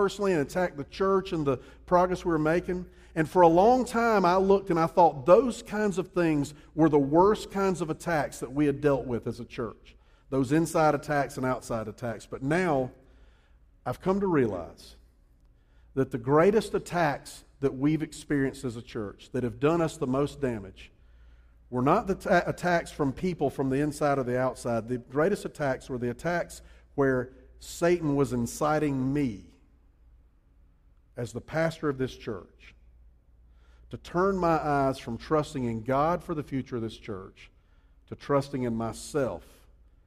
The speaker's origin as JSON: {"language": "English", "town": "Columbia", "region": "South Carolina", "country": "United States", "also_born_or_lived": "Charleston, South Carolina / New Orleans, Louisiana", "said": "I'm originally from Columbia"}